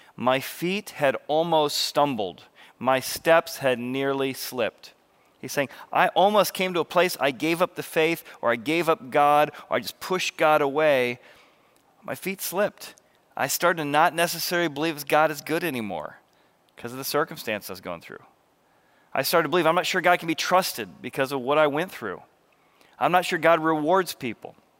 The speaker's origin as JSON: {"language": "English", "region": "Illinois River", "country": "United States", "tie": "born or raised there", "said": "growing up in the Illinois River, I just learned how to water ski"}